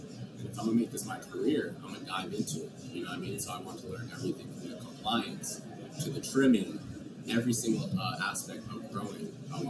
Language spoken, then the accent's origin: English; New York, United States; now in Oregon, United States; we're originally from New York. Yep. We moved out to Oregon